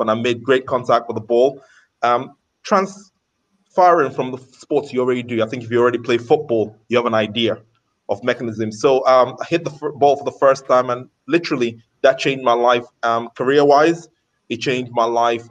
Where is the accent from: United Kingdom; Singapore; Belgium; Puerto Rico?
United Kingdom; London; now in Qatar; I was growing up in London